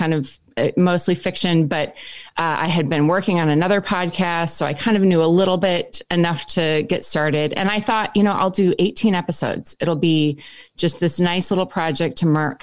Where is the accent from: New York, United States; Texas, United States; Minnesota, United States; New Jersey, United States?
Minnesota, United States; Minneapolis; moved away as an adult; also born or lived in Nebraska / Wisconsin / Oakland, California; now in East Coast, United States; I spent the first 25 years of my life in Minneapolis and grew up actually spending a lot of time in Nebraska